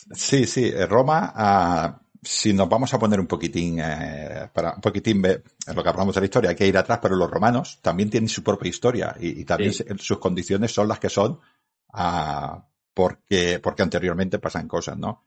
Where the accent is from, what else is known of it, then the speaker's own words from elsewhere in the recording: Badalona, Catalonia, Spain; Y en mi ciudad natal, mi ciudad de donde yo crecí, en mi ciudad donde yo encontré a mi mujer y me casé, es Badalona